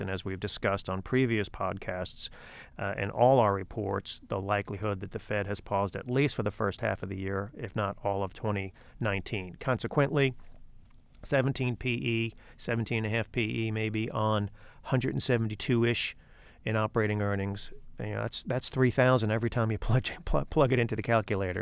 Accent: New York City, New York, United States; now in Fort Mill, United States; I was born in the Bronx, so my affiliations lie accordingly.

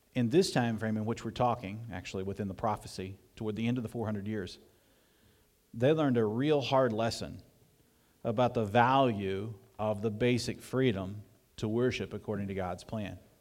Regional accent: southeast Missouri, United States; moved away; in the foothills of southeast Missouri where I grew up

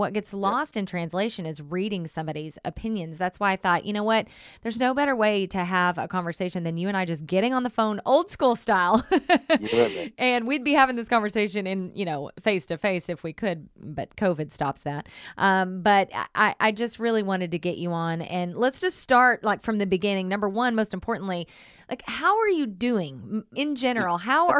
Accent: Oklahoma, United States; Right. Yeah. Southern Oklahoma. Yeah. Yep. Yep.

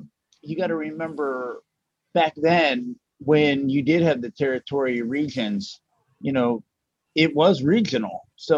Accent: outside of Dallas, Texas, United States; I grew up outside of Dallas, Texas, where the world-class championship wrestling promotion was put on by Fritz Von Erich. So I grew up probably about 10 miles from the Von Erich family.

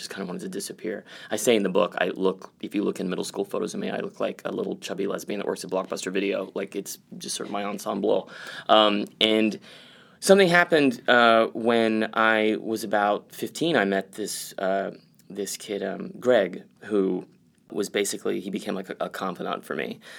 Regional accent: San Antonio, Texas, United States; Yeah, as you just said, I grew up in Texas, in San Antonio specifically.

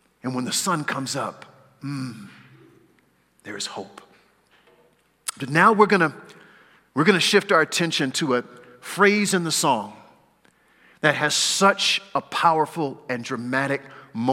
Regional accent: California, United States; now in Pacific Northwest, United States; I was raised in California, since I've been in the Northwest, which is now the majority of my life

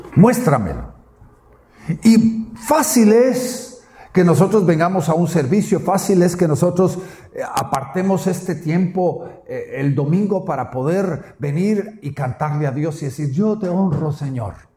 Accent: Guatemala; mi tierra Guatemala

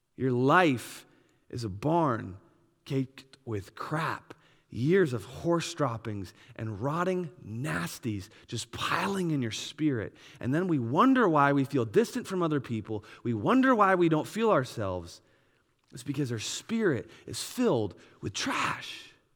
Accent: Wisconsin, United States; I grew up in Wisconsin

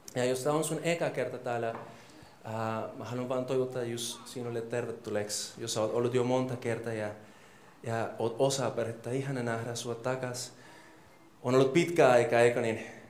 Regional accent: Colombia; Finnish is a second language; now in Finland; mä oon kolumbialainen

